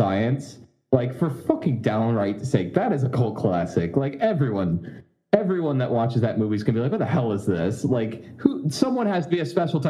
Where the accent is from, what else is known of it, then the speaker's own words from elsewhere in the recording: Florida, United States; I grew up in Florida